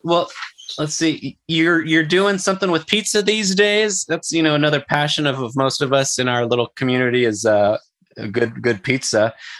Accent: California, United States; in my home state, California.

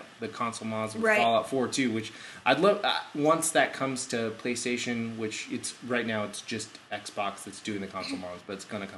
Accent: Bend, Oregon, United States; we're from Bend.

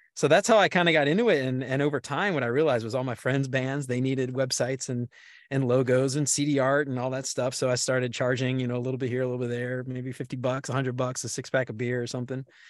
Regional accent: New Orleans, Louisiana, United States; also born or lived in Baton Rouge, Louisiana; I'm from New Orleans originally

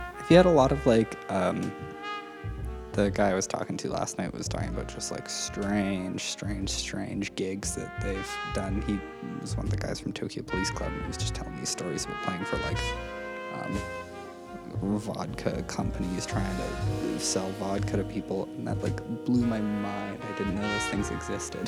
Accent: Saskatchewan, Canada; moved away; I'm from Saskatchewan, and everybody gets driver's ed through school

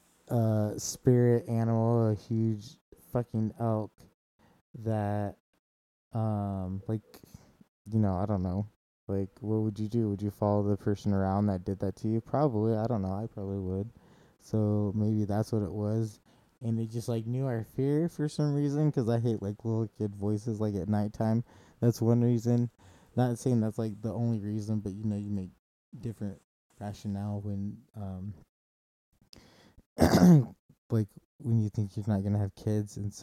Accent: Kansas City, Missouri, United States; moved away; When I grew up in Kansas City, Missouri

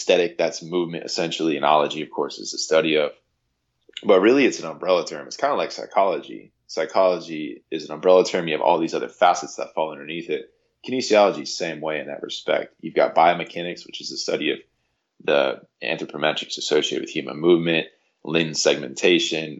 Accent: Jupiter, Florida, United States; growing up in Jupiter, Florida, it's an incredible place

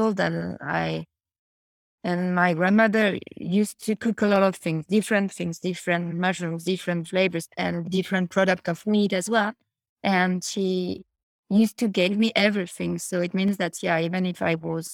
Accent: Paris, Île-de-France, France; English is a second language; I'm coming from Paris, but all my family is coming from the south of France

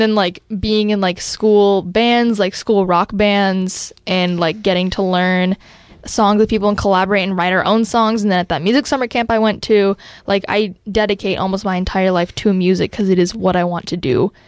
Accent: Bend, Oregon, United States; I was born and raised in Bend. I've lived here my entire life

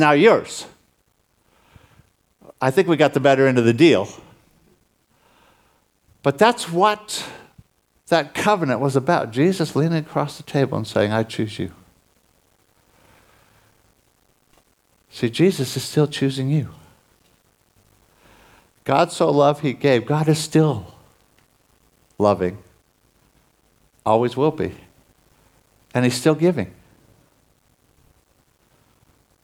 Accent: United States; moved away; I'm originally from the States

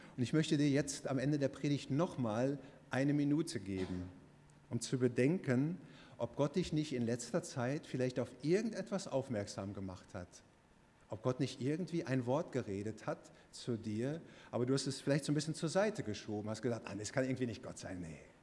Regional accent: Bochum, North Rhine-Westphalia, Germany; Bochum, wo ich herkomme

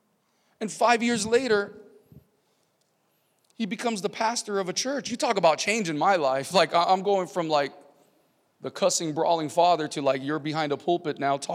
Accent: California, United States; also born or lived in San Diego; Central California, down to the border of Mexico and California. I was born in San Diego, and it was just zigzagging throughout the state of California.

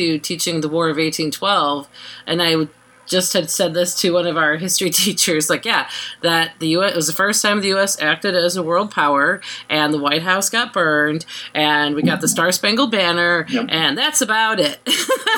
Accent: United States; me as an American

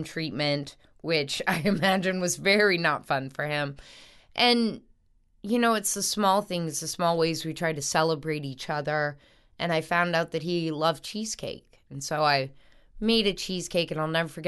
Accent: North Shore, Louisiana, United States; also born or lived in New Orleans, United States; I grew up on the North Shore for a while

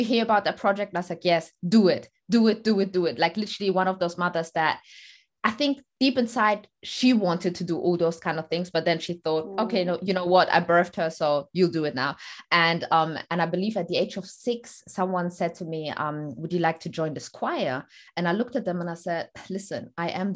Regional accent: Stuttgart, Baden-Württemberg, Germany; moved away as an adult; also born or lived in Eritrea; now in London, United Kingdom; I am originally from Eritrea and I was born in Stuttgart, Germany. And then I moved to the UK, London, after I finished my school

